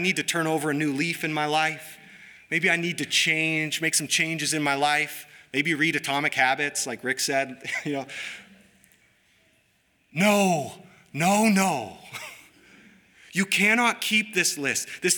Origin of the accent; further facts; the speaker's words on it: United States; We are both American and Christian